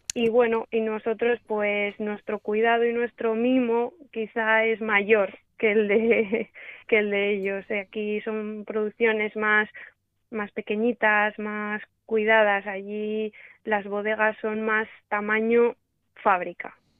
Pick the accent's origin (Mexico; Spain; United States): Spain; Cantabria; also born or lived in Australia / Argentina / La Rioja; en mi tierra, en mi casa. Eh, aquí en Cantabria